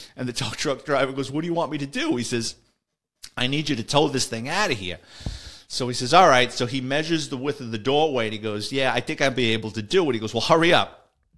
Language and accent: English; New York City, New York, United States; as a kid growing up in the Bronx